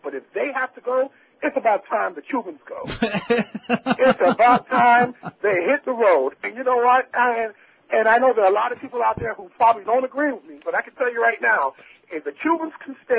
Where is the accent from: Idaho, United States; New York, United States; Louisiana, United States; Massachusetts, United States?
New York, United States; moved away; I was born and raised in New York, my parents are from Haiti